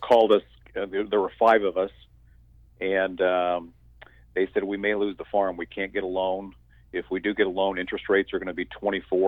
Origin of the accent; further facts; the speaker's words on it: Southeastern Washington State, United States; now in North Carolina, United States; Southeastern Washington State. Most people think that Washington is green and wet. But when you cross the mountains, there's a desert over there and a great big farming area. So I grew up in Washington State